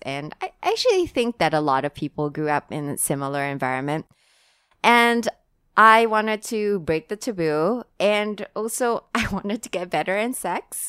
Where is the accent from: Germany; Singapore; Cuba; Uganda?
Singapore; now in Hong Kong; I'm from Singapore.